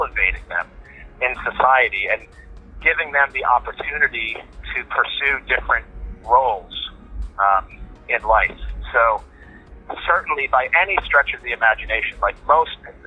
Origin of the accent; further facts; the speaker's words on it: the South of the United States, United States; I grew up in the United States